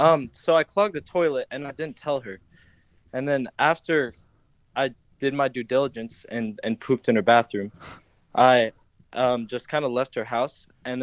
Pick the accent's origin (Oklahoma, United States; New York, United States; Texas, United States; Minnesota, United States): Minnesota, United States; Madison; I'm from Madison in Minnesota.